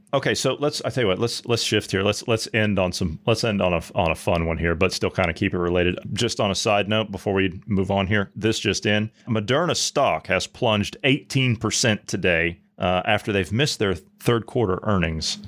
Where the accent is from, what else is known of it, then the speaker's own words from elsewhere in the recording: Ohio, United States; my native state of Ohio, my home state of Ohio